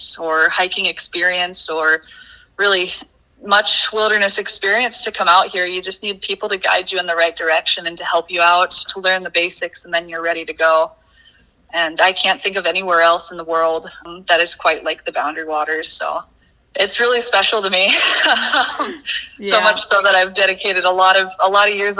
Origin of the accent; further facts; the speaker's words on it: Colorado, United States; moved away; I grew up in Colorado originally